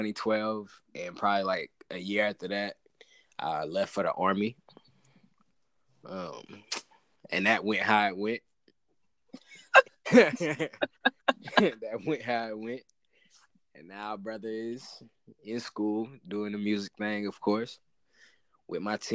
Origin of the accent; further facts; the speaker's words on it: Fayetteville, North Carolina, United States; also born or lived in Fort Benning, Georgia; That's where I grew up, spent most of my adolescence